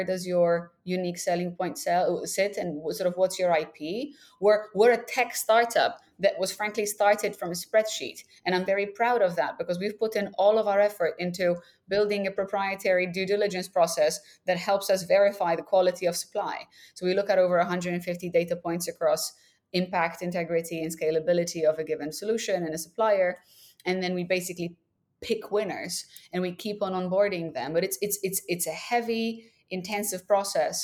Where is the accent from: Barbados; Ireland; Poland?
Poland; Krakow, Lesser Poland; I was born and raised in Krakow, Poland